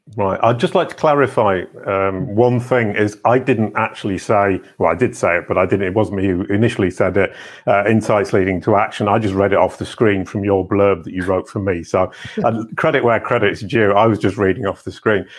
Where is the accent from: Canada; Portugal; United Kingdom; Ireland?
United Kingdom; England; I can say that as an English person.